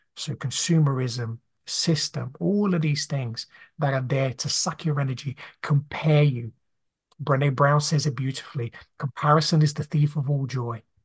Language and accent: English; Brazil; moved away; I grew up, you know, in a very poor family growing up in Brazil